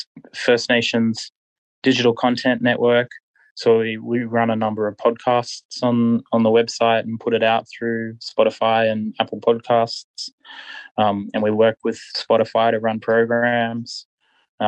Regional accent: southeast Queensland, Australia; moved away as an adult; also born or lived in Muswellbrook, New South Wales; I grew up in southeast Queensland in a little country town

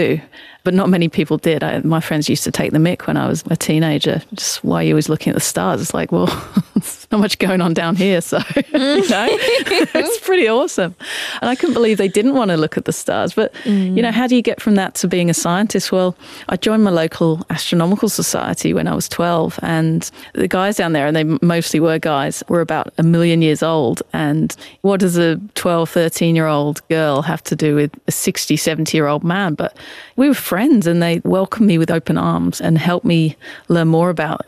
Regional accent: about 60 km from London, England, United Kingdom; I grew up in England and we're about 60 Ks from London in a really small community, just a couple of hundred people.

